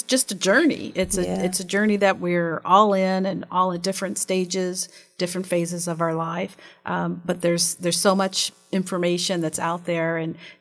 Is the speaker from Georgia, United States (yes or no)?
no; Columbus, Ohio, United States; our households growing up in Columbus, Ohio